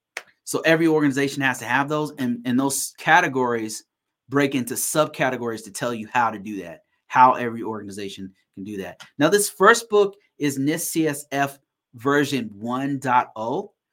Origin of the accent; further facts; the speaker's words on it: Sacramento, California, United States; now in Colorado, United States; No, actually I'm originally from Sacramento, California. Right now I'm in Colorado. Been living here. This is a place I call home now.